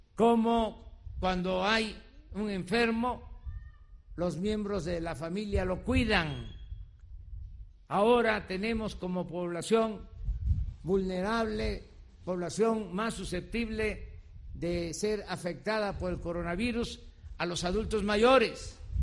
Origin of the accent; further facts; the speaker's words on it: Mexico; Es lo que somos los mexicanos